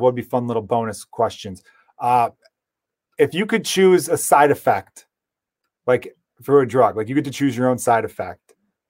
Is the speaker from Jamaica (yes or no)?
no; Canada; I'm like Canadian, actually.